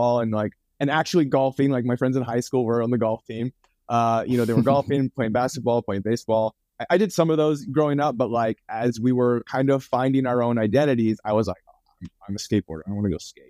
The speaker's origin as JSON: {"language": "English", "town": "Vancouver", "region": "British Columbia", "country": "Canada", "tie": "born or raised there", "moved": "as an adult", "lives_now": "Santa Monica, United States", "said": "I'm from Vancouver, Canada originally. And so for me to pursue film, I had to move"}